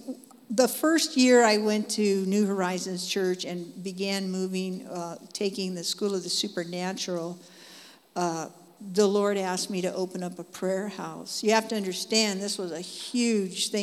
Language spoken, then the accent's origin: English; Dallas, Oregon, United States; I come from Dallas, Oregon, and I live there.